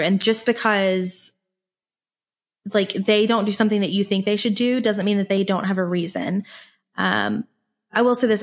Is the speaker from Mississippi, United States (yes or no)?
yes; Mississippi, United States; I grew up in the South. I grew up in Mississippi